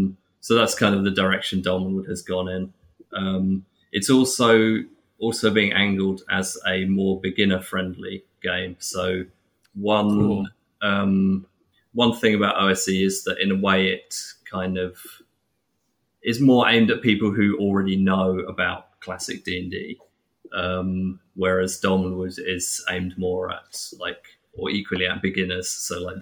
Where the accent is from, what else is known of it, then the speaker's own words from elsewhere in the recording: England, United Kingdom; I'm English